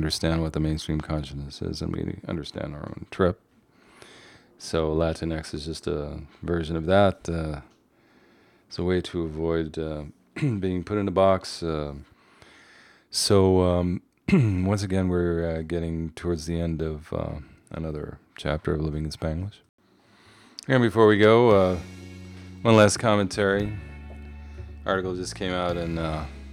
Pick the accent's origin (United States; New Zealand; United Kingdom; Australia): United States; New York City, New York; I'm here from the East Coast, from the Boogie Down